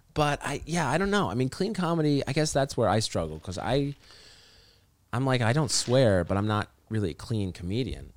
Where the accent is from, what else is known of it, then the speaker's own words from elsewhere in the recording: Orem, Utah, United States; moved away as an adult; also born or lived in North Carolina / Montreal, Canada; now in Los Angeles, United States; when I was growing up in Utah